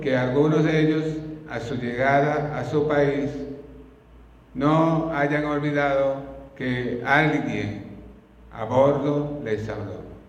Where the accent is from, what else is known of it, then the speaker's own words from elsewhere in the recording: Venezuela; el río Orinoco de nuestro país